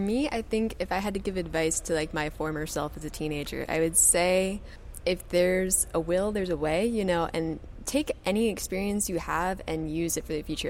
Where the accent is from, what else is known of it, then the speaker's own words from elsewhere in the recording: Kentucky, United States; moved away as an adult; now in Florida, United States; I'm originally from Kentucky and I did my undergraduate degree there